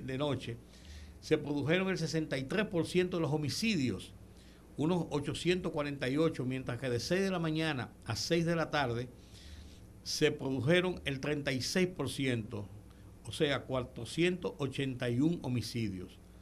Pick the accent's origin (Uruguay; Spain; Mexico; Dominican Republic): Dominican Republic; Santo Domingo, Distrito Nacional; nosotros somos un poquito más viejitos y además nacimos en la capital